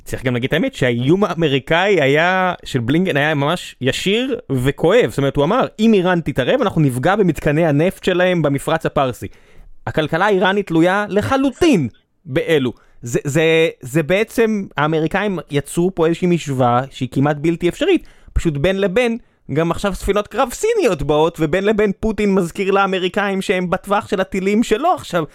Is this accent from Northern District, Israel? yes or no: no; Beersheba, Southern District, Israel; ואני בחור באר שבעי במקור